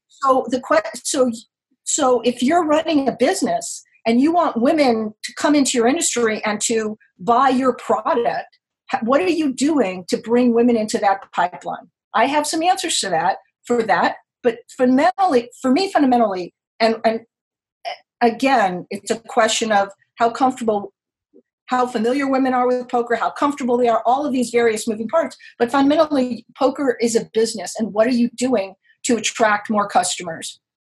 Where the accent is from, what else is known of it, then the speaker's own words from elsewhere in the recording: Los Angeles, California, United States; now in New York City, United States; I grew up in Los Angeles, California, and I've been in New York for 30 years